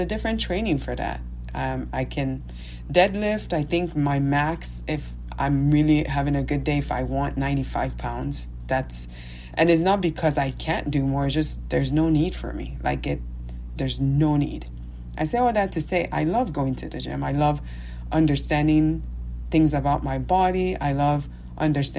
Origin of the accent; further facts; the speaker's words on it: Nigeria; moved away; me being Nigerian, me having a different accent